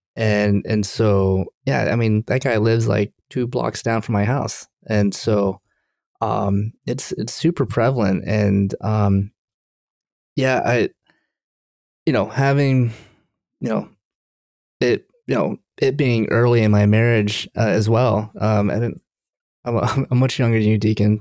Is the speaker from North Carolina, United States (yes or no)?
yes; Durham, North Carolina, United States; now in Maryland, United States; I'm from Durham, North Carolina, and I was visiting my parents